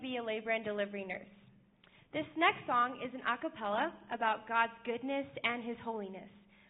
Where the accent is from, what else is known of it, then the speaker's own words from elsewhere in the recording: San Diego, California, United States; I'm from San Diego, California.